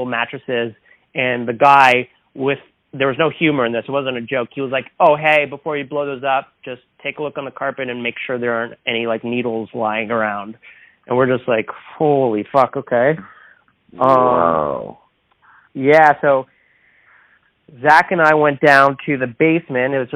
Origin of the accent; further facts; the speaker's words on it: Toronto, Ontario, Canada; we're from Toronto, so we're in Portland, we're on the other side of the continent